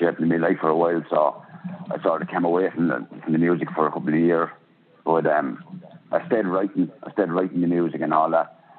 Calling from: Portlaoise, Laois, Ireland; I'm calling from Ireland here in Port Leash in County Leash in Ireland.

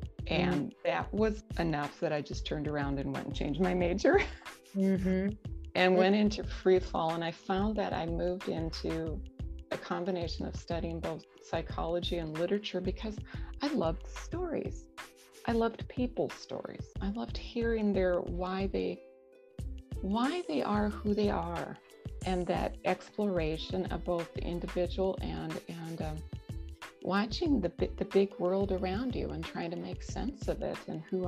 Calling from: Madison, Wisconsin, United States; So I'm calling from Madison, Wisconsin. It's about 2 hours north of Chicago, and it's a beautiful wooded area. And I really love being here.

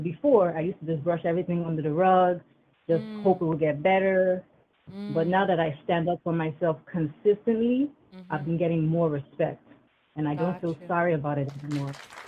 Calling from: New York, United States; I'm Hi. Calling from New York.

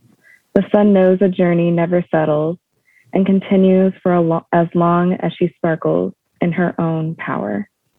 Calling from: Sacramento, California, United States; I'm calling from Northern California in Sacramento.

